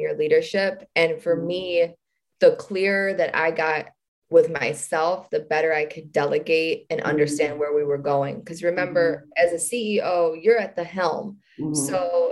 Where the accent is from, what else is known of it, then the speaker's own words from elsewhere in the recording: Detroit, Michigan, United States; We're from Detroit